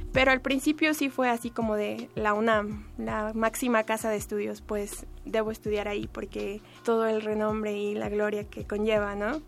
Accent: United States; now in Mexico City, Mexico; Mi familia fue migrante en Estados Unidos y pues cuando creces allá en un país diferente

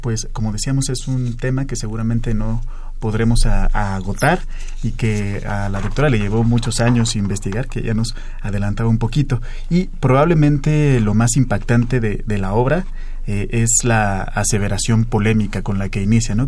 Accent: Mexico; qué somos y cómo somos los mexicanos

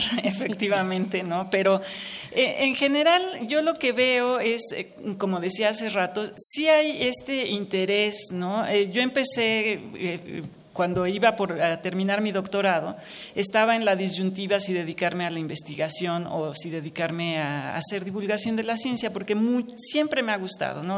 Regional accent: Mexico; me alienta mucho como mexicana

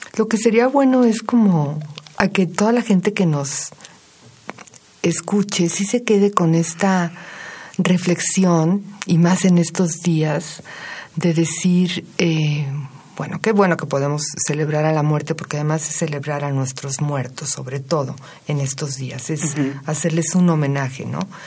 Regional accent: Mexico

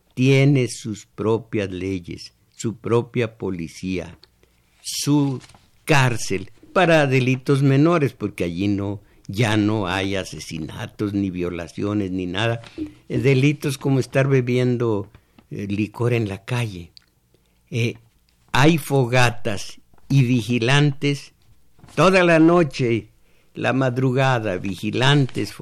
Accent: Michoacán, Mexico; voy a decirlo estilo mi pueblo, que es estilo Michoacán más bien

